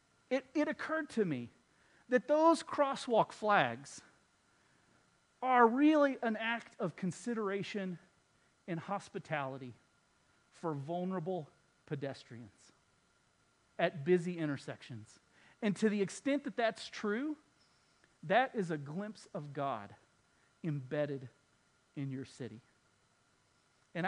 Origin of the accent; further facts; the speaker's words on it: Texas, United States; I'm from Texas